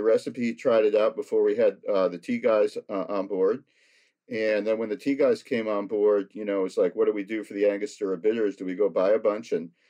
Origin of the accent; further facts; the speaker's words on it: United States; being an American